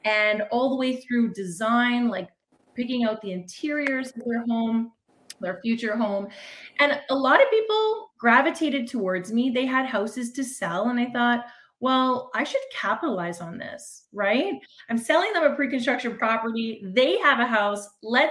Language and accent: English; Toronto, Ontario, Canada; I'm from Toronto, Ontario, Canada